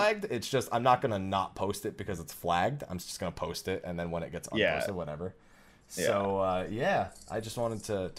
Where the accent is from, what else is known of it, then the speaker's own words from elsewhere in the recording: New Jersey, United States; moved away as an adult; now in California, United States; I'm from New Jersey